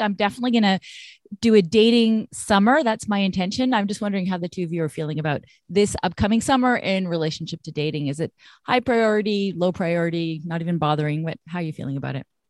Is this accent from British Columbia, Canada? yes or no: yes; Vancouver, British Columbia, Canada; moved away as an adult; now in Montreal, Canada; I'm I'm from Vancouver originally